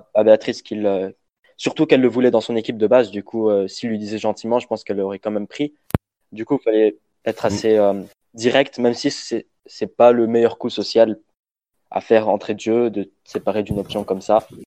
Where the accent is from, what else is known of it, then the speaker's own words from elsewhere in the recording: Lebanon; je suis libanais